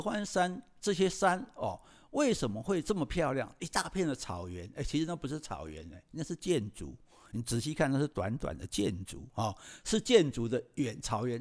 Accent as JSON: {"language": "Chinese", "country": "Taiwan", "said": "作为一个台湾人呢"}